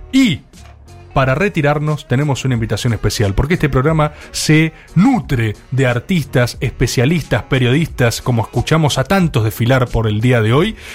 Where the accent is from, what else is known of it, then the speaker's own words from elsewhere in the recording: Caballito, Buenos Aires, Argentina; yo soy de Caballito.